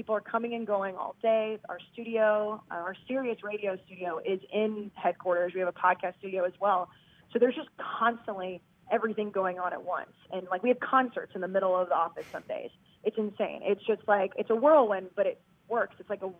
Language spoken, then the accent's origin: English; Texas, United States; moved away as an adult; also born or lived in Boston; now in New York, United States; Some people still didn't like me because I was from Texas